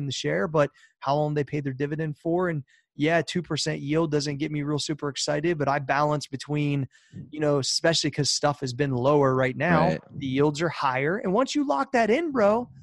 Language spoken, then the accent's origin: English; Columbus, Ohio, United States; I'm from Columbus